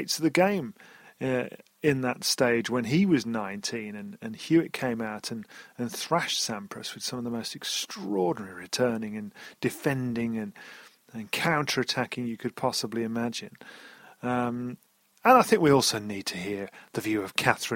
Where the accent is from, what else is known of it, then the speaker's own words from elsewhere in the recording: United Kingdom; I'm a British bloke.